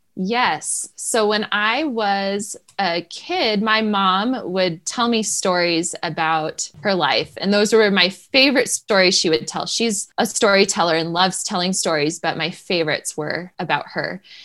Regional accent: New Hampshire, United States; moved away; I grew up in New Hampshire

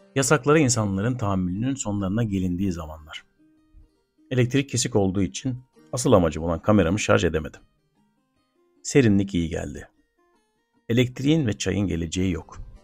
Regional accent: Gürsel neighbourhood and Karataş, Adana, Turkey; Ben çocukken Gürsel Mahallesi'nde ve Karataş'ta taşlı topraklı yollarda yalın ayak son sürat koşabilen akranlarım vardı

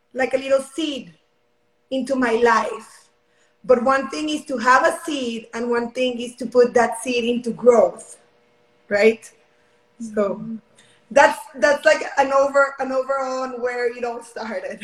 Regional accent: Mexico; now in Houston, United States; I'm currently from Mexico. Um, right now, my family and I live in Houston, Texas.

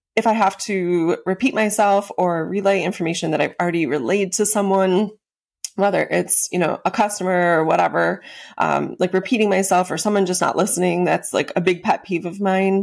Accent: Western New York, United States; moved away as an adult; also born or lived in Florida; I grew up out in Western New York

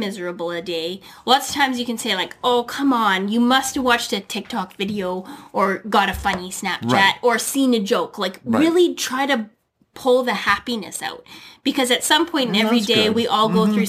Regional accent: Canada; also born or lived in United States; as a Canadian and an American as well, we have a ton of things to be grateful for.

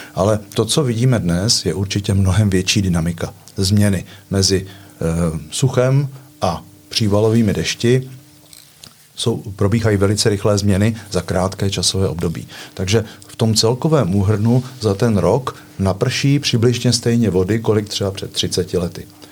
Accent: Litomyšl, Pardubice Region, Czechia; now in Chrudim, Czech Republic; Já jsem ročník 57 a vyrůstal jsem ve městě Litomyšl, tedy východní Čechy

